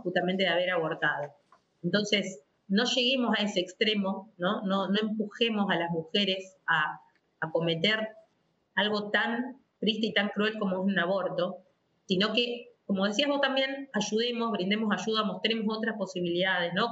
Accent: Rosario, Santa Fe, Argentina; soy de Rosario, de la ciudad de Rosario, siempre mi familia, digamos, eh, profesa la fe católica. Em, desde pequeña asistía a, mi parroquia, que es del Santísimo Sacramento, en la ciudad de Rosario

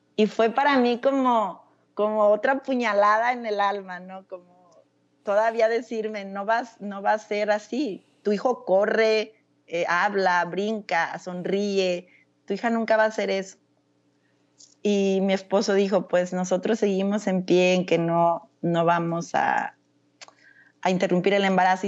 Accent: Casimiro Castillo, Jalisco, Mexico; moved away as an adult; also born or lived in North Carolina, United States / Florida, United States / Germany; now in Nebraska, United States; yo nací en un pueblo de Jalisco llamado Casimiro Castillo. Eh, soy la menor, soy la menor de tres hermanos

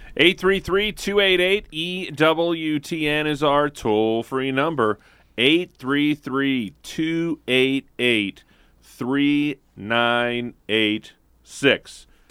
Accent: St. Louis, Missouri, United States; my hometown, Saint Louis, Missouri

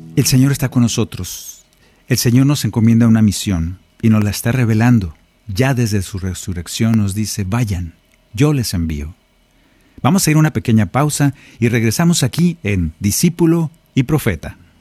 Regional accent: Sonora, Mexico; moved away; Allá en mi tierra, en Sonora

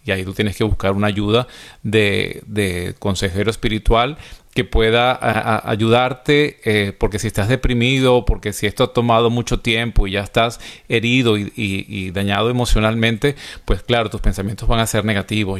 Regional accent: Venezuela; en mi país, Venezuela

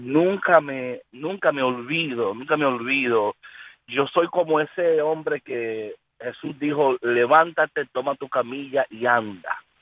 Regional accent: New York, United States; now in Chicago, United States; Nací en Brooklyn, New York, ahí, ahí me crié en Brooklyn, New York

